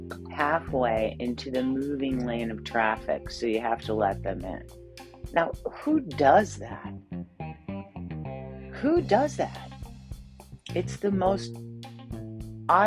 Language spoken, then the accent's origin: English; Michigan, United States; now in New England, United States; I grew up in Michigan, where everybody drives 90 miles an hour